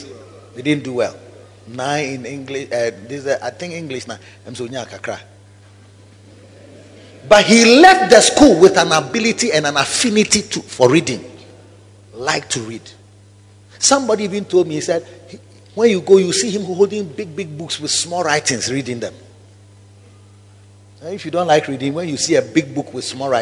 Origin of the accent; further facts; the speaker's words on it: Kumasi, Ashanti, Ghana; I used to live at Kwadaso Estate, and I walked to South Central so early, Kumasi City Council